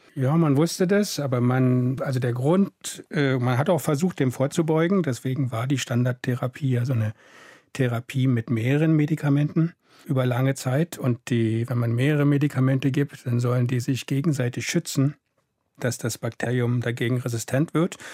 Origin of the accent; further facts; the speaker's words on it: Germany; ich komme aus der DDR